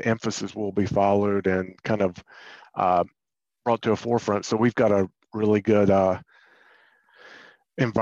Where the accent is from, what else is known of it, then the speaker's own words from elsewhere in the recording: near Raleigh, North Carolina, United States; I grew up in North Carolina, not too far from Raleigh